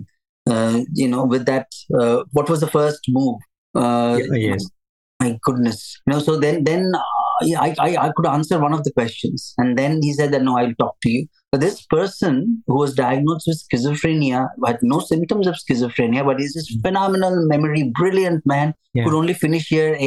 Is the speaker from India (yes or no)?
yes; India; moved away; I'm from India. I trained to be a psychiatrist in India